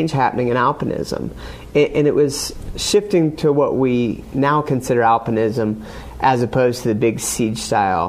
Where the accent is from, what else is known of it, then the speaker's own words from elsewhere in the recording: State College, Pennsylvania, United States; I grew up in State College, Pennsylvania